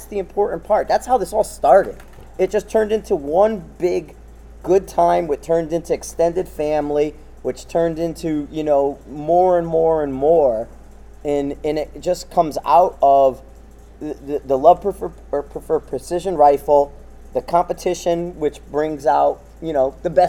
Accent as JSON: {"language": "English", "town": "Bridgeport", "region": "Connecticut", "country": "United States", "said": "I come from Bridgeport"}